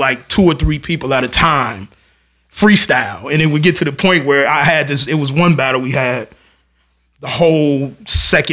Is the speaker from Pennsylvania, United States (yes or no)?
no; North Chicago, Illinois, United States; I'm from North Chicago.